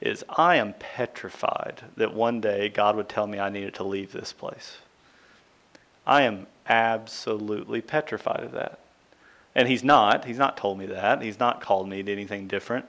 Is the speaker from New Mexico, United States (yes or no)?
no; Central Kentucky, United States; growing up in Central Kentucky